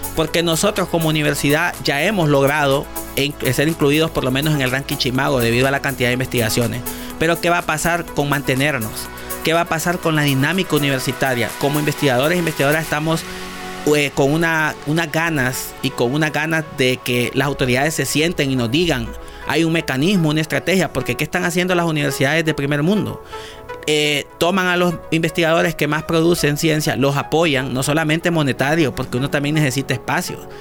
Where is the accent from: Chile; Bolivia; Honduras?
Honduras